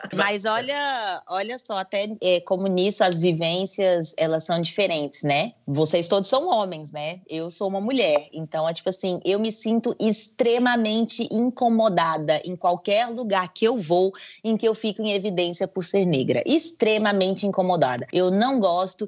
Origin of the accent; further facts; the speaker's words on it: Brazil; sou brasileira